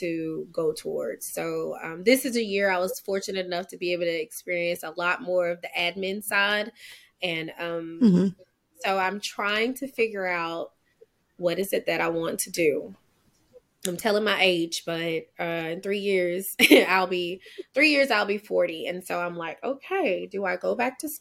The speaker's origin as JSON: {"language": "English", "town": "Daingerfield", "region": "Texas", "country": "United States", "tie": "born or raised there", "also_born_or_lived": "Kaysen, Texas", "said": "Born and raised in Kaysen, Texas. But I grew up in Dangerfield"}